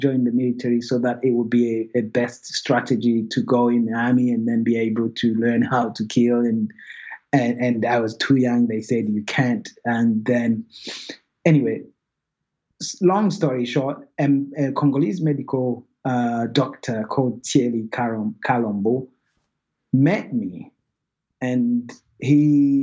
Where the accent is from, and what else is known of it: Rwanda; born or raised there; moved away